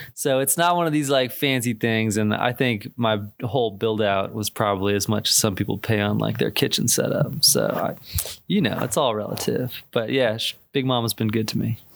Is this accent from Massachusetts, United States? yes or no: yes; Boston, Massachusetts, United States; moved away as an adult; from the Boston area originally